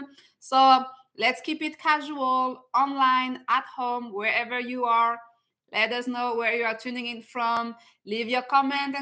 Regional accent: France; now in Canada; I'm originally from France

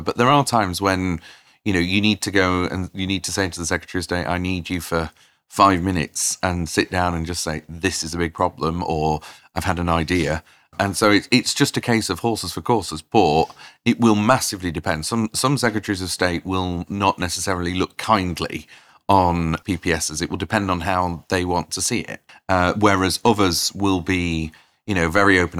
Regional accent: Doncaster, Yorkshire and the Humber, United Kingdom; I grew up in Doncaster

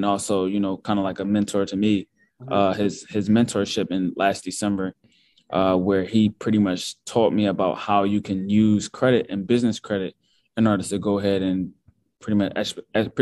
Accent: Philadelphia, Pennsylvania, United States; also born or lived in Pittsburgh; I'm from Philadelphia, born and raised. I went to high school there.

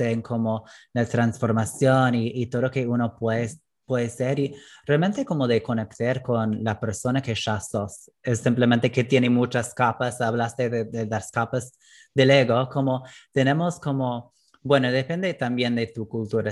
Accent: United States; Spanish is a second language; moved away as an adult; now in Argentina; la cultura en que crecí en Estados Unidos

